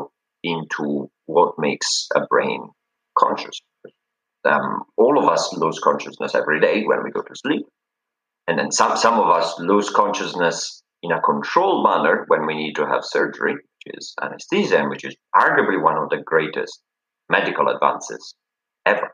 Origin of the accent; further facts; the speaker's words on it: Italy; moved away as an adult; now in Cambridge, United Kingdom; I'm from Italy